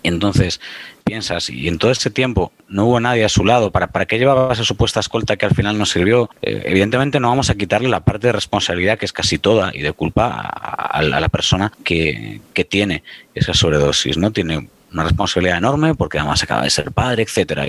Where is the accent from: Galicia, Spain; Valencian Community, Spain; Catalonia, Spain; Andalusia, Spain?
Galicia, Spain; Pontevedra; soy de Pontevedra